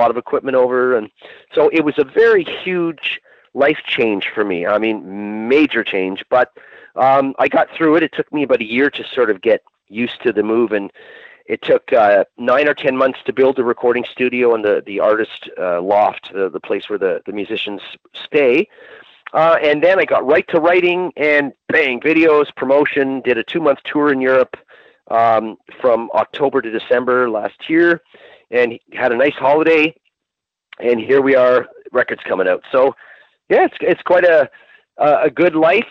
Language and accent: English; Canada; moved away as an adult; now in United Kingdom; I moved here from Canada a couple years ago